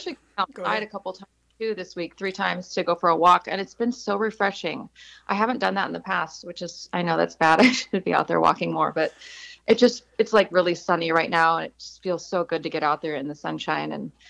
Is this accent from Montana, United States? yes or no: yes; Montana, United States; also born or lived in San Diego, California; now in Atlanta, United States; I'm from Montana and I grew up in the plains